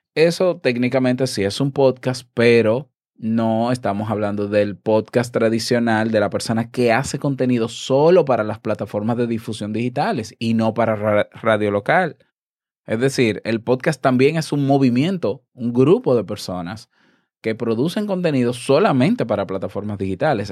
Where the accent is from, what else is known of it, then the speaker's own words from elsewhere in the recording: Dominican Republic; mi país